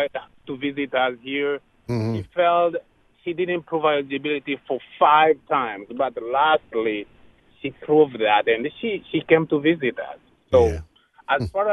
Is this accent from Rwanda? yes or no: yes; Rwanda; now in United States; I'm an immigrant from Rwanda in Africa.